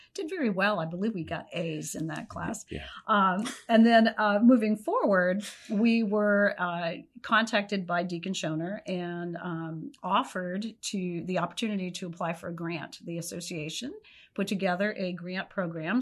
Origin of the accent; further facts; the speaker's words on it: Pennsylvania, United States; moved away; I was from Pennsylvania